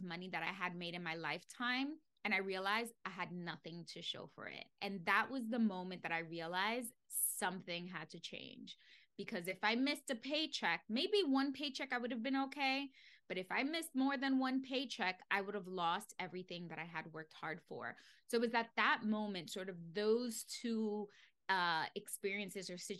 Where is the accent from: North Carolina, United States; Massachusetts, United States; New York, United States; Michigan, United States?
New York, United States; New York City; I grew up in the Bronx. It is the poorest borough in New York City.